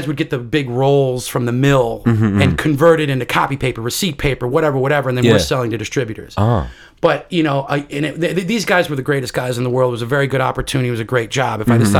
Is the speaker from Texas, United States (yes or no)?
yes; Texas, United States; You know, I'm from Texas.